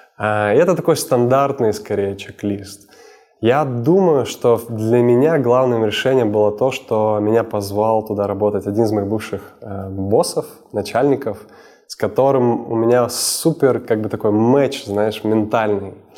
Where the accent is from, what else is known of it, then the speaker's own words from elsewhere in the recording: Sakhalin Oblast, Russia; moved away as an adult; now in Moscow, Russia; Я родился на Сахалине.